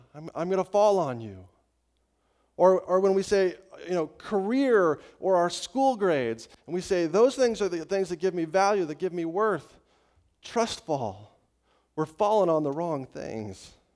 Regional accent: Estes Park, Colorado, United States; in my hometown of Estes Park, Colorado, when I was growing up

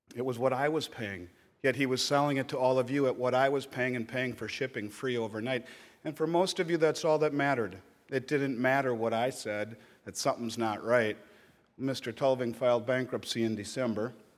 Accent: Minnesota, United States; my home state of Minnesota

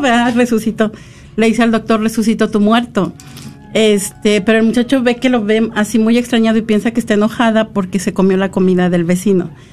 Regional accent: San Luis Potosí, Mexico; moved away; yo soy de San Luis Potosí, México

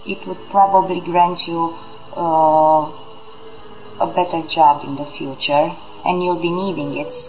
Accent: Romania; I'm 26 years old. I'm from Romania.

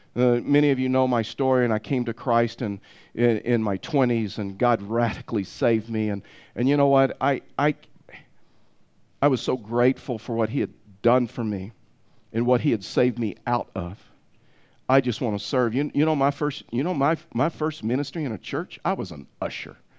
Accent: Tyler, Texas, United States; I was raised, and when I was raised in Tyler, Texas

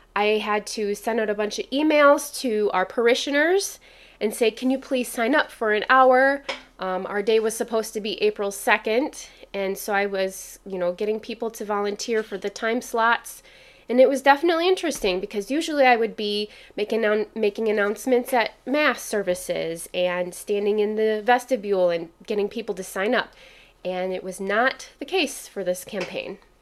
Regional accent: Kalamazoo, Michigan, United States; Growing up in Kalamazoo

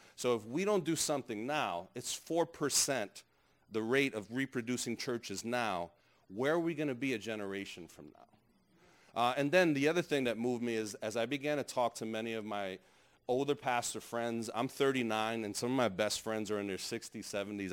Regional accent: New York City, New York, United States; I grew up in New York.

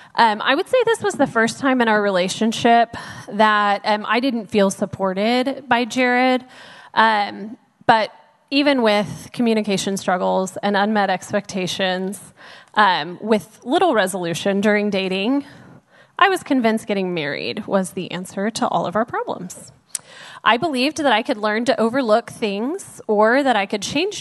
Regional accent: Dallas, Texas, United States; I was born and raised in Dallas

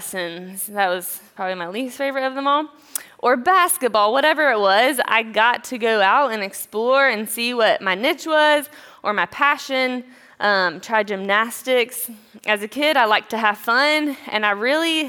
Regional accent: East Tennessee, United States; now in Greenville, United States; I'm from a small town in East Tennessee with a sweet little family. I grew up with my parents and my sisters.

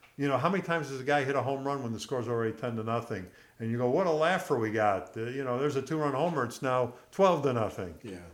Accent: Chicago, Illinois, United States; growing up in Chicago, going to a Cubs Cardinal game

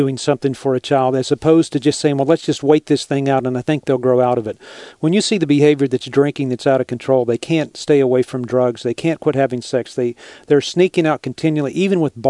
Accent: Texas, United States; I'm from Texas

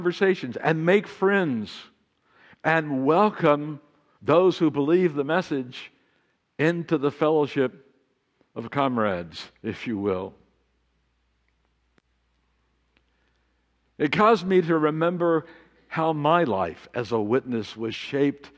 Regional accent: Amarillo, Texas, United States; my hometown of Amarillo, Texas

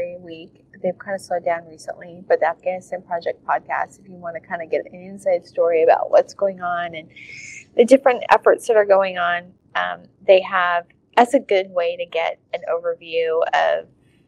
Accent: United States; I'm this American

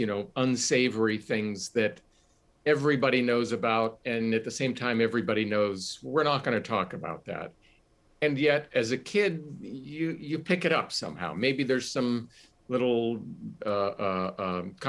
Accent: Johnstown, Pennsylvania, United States; Johnstown, my hometown

